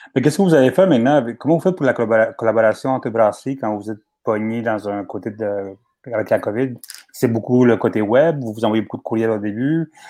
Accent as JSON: {"language": "French", "town": "Laval", "region": "Quebec", "country": "Canada", "said": "Moi, je viens de Laval"}